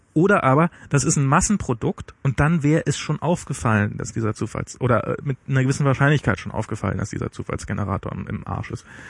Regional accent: East Germany, Germany; bei mir als Ossi

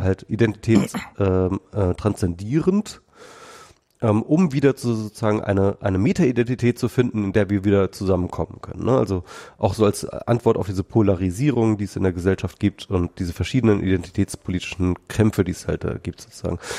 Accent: Germany; wir Deutschen

